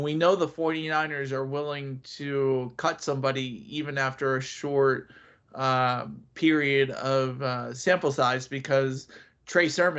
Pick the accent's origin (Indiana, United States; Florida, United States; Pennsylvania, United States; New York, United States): Pennsylvania, United States; Eastern; we're from Eastern Pennsylvania